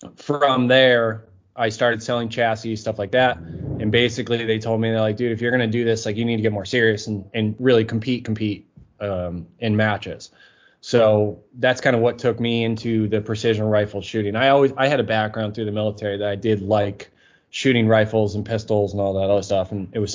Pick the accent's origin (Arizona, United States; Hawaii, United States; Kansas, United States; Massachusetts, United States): Massachusetts, United States; Yeah, so originally I lived in Massachusetts. I was kind of moved all over the place.